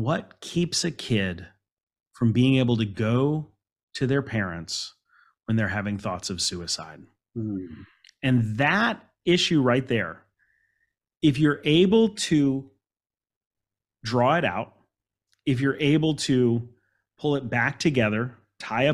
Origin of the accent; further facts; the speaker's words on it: Alexandria, Virginia, United States; I grew up in Alexandria, Virginia